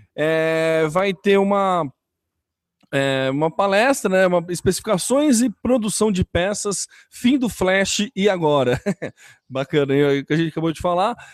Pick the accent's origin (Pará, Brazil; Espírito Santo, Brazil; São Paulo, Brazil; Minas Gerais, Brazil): São Paulo, Brazil; São Carlos; a gente é de São Carlos